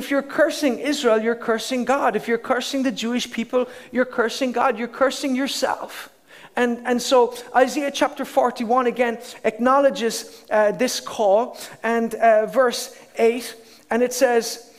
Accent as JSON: {"language": "English", "country": "Ireland", "said": "as an Irishman, have the right to live in Ireland"}